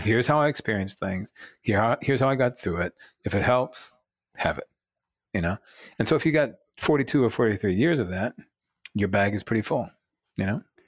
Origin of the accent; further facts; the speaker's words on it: Rockville, Maryland, United States; also born or lived in Baltimore; I was born in Baltimore at Johns Hopkins Hospital. Um, I'm proud, proud son of Baltimore for one year. Um, and then eventually grew up in, you know, outside of D C, um, in the rock, a place called Rockville